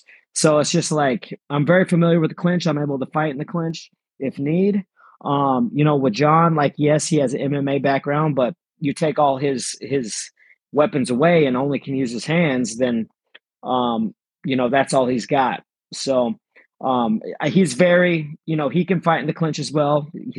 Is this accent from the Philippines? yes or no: yes; Philippines; born there; So I was born in the Philippines. I was adopted at 7 days old.